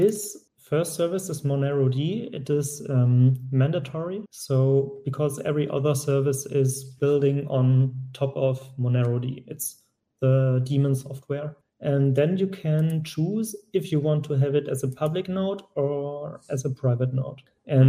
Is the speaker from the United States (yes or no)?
no; Germany; I'm from Germany